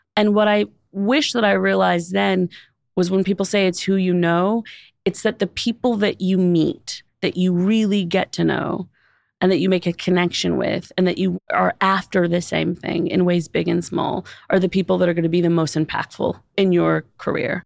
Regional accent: Los Angeles, California, United States; I grew up in Los Angeles

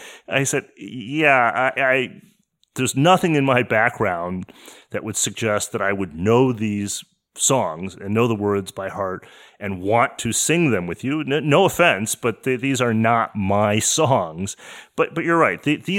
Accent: Detroit, Michigan, United States; I'm just not moved that way because I grew up in Detroit.

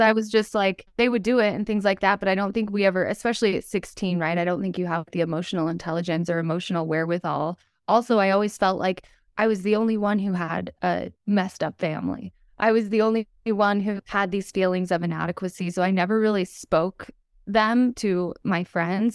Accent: Utah, United States; I was born and raised in Utah. I still live here today.

